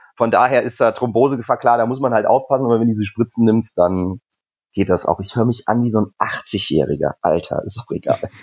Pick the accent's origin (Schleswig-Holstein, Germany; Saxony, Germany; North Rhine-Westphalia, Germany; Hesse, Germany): Hesse, Germany; Rüdesheim am Rhein; also born or lived in Cologne; now in Hamburg, Germany; Ich bin Hesse. Ich komme aus der Nähe von Wiesbaden, also Rüdesheim am Rhein.